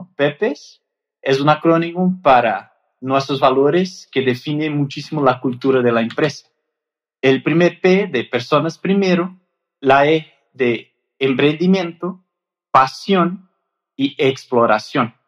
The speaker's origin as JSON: {"language": "Spanish", "country": "Brazil", "second_language": "Spanish", "moved": "as an adult", "lives_now": "Mexico", "said": "Yo soy brasileño"}